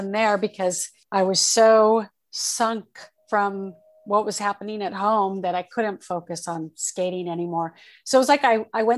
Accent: Torrance, California, United States; also born or lived in Oakland, California / Redondo Beach, California / Hawthorne, California / Orange County, California; I was born in Oakland and I was raised, we moved from Oakland to Torrance, California, and I was raised in Southern California

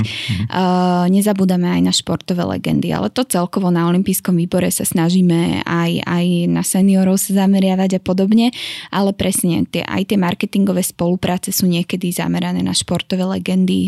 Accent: Šamorín, Trnava Region, Slovakia; also born or lived in Miami; som hrdá šamorínčanka.

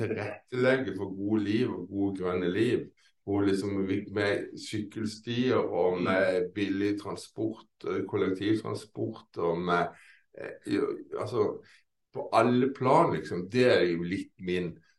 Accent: Kristiansand, Agder, Norway; now in Lillesand, Norway; egentlig er jeg fra Kristiansand, men jeg bor i nabokommunen Lillesand

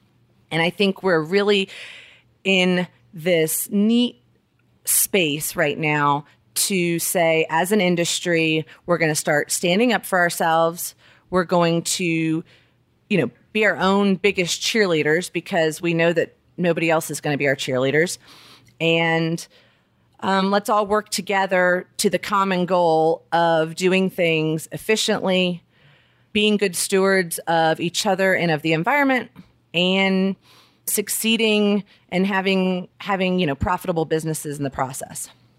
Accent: Alabama, United States; also born or lived in South Florida / Southern California; I was born in Alabama. I moved all over. We lived in South Florida, Southern California, moved back to Alabama for middle school and high school.

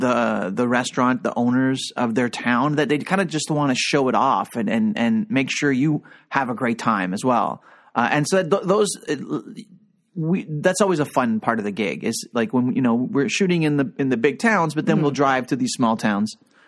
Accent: Toronto, Ontario, Canada; as a Torontonian

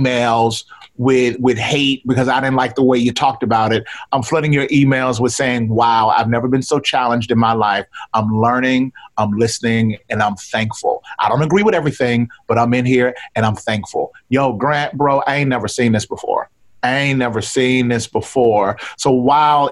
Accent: Mississippi, United States; I'm Black from Mississippi

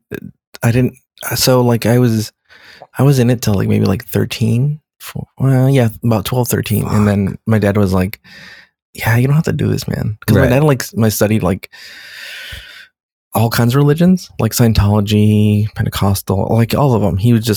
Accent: California, United States; I always think of me as Californian. I'm right. Californian.

